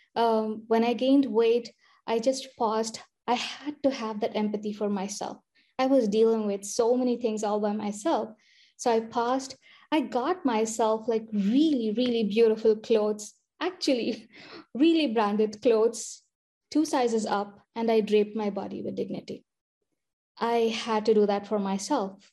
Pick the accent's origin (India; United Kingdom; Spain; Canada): India; moved away as an adult; also born or lived in Michigan / Iowa / Harrisburg, Pennsylvania; now in United States; I went to medical school in India, finished my med school there